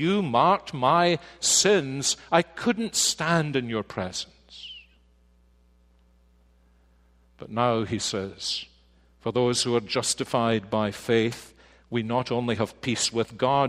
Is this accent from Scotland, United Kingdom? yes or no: yes; Scotland, United Kingdom; being Scottish